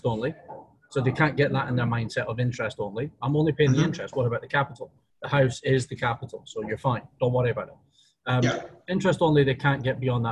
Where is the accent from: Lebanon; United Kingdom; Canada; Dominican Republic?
United Kingdom; moved away; we're both British